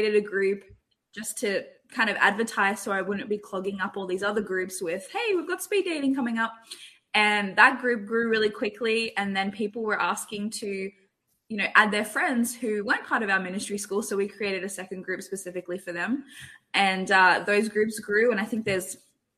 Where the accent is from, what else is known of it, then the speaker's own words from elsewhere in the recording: Australia; moved away as an adult; also born or lived in Toronto, Canada; now in California, United States; I'm Australian